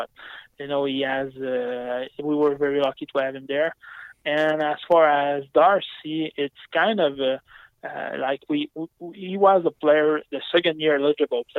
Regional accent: Saguenay, Quebec, Canada; I'm from Chicoutimi, and my parents were billets for the Saguenay during, I would say, close to 20 years

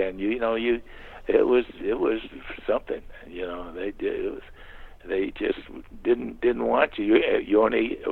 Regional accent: New York City, New York, United States; When I was growing up in Long Island, we were living in St. Albans

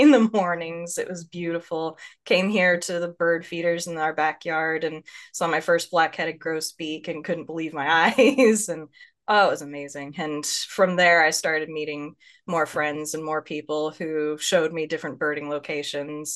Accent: Northeast Texas, United States; also born or lived in Lewis County, Washington; now in Washington, United States; I grew up in Northeast Texas, by up in the corner by Arkansas and Louisiana, uh, out in the Piney Woods region

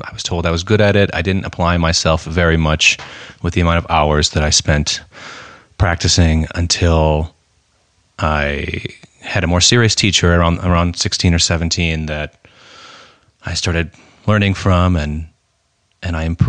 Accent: United States; I was born and raised in the United States

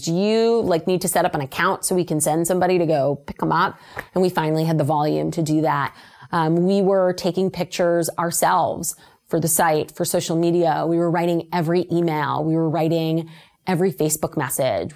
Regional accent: Las Vegas, Nevada, United States; moved away; I'm originally from Las Vegas, Nevada.

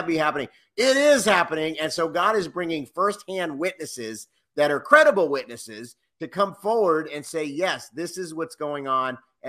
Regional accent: Los Angeles, California, United States; also born or lived in Cincinnati, Ohio; I was born in Cincinnati, Ohio. At about 8 years old, we moved out to Los Angeles.

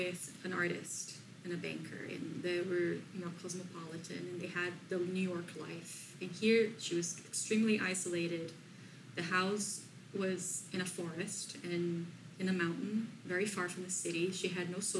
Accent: Brazil; English is a second language; moved away as an adult; now in Sierra Madre, United States

